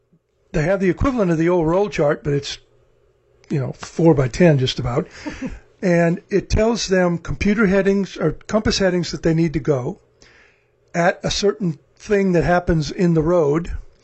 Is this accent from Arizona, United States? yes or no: no; Arkansas, United States; moved away; before I moved here from Arkansas, we had these things called national forests with lots of trees and hills, something we don't have in North Texas.